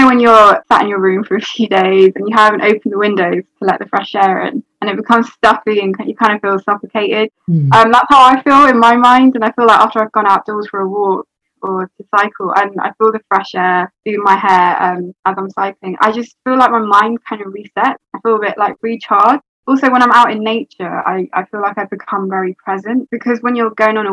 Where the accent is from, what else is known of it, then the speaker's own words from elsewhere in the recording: London, United Kingdom; I'm 23 and I'm from London